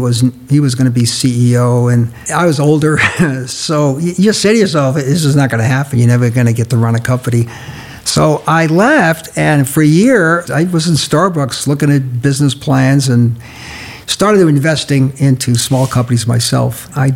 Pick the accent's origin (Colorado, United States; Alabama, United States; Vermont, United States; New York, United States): New York, United States; moved away; We loved the East Coast. Mona's from Boston, and I'm from New York